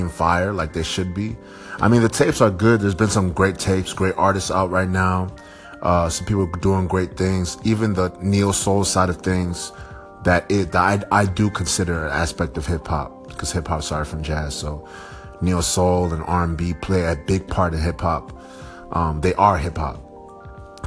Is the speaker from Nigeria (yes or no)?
yes; Nigeria; I'm Nigerian